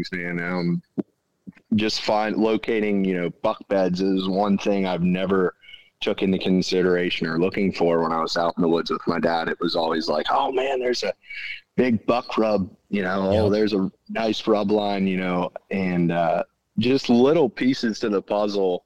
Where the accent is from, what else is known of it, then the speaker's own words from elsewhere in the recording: Central Pennsylvania, United States; I'm from Central Pennsylvania